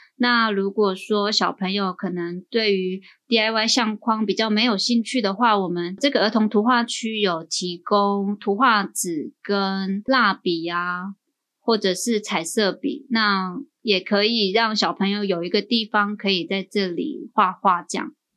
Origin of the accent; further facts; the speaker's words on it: Hualien, Hualien County, Taiwan; 我自己是花莲人，原住民